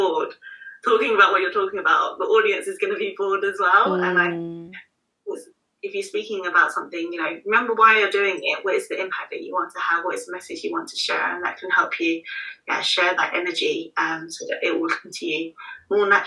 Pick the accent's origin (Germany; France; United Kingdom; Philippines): United Kingdom; London; right here in my hometown of London